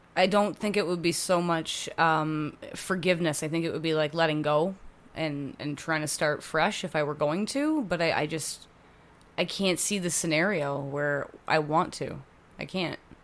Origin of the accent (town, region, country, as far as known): Hamilton, Ontario, Canada; born or raised there; also born or lived in Oakville, Ontario / Burlington, Ontario